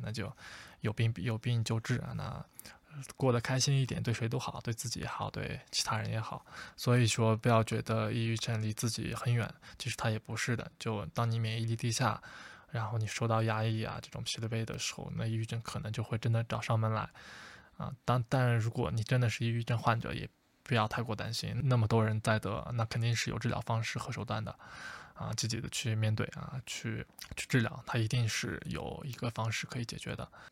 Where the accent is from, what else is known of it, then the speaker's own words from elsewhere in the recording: China; 我们中国人常说我们中国人会上火